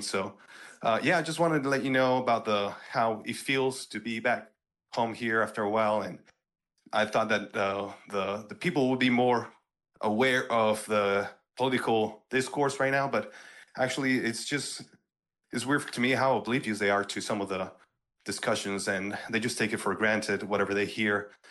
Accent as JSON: {"language": "English", "town": "Eagle Pass", "region": "Texas", "country": "United States", "tie": "born or raised there"}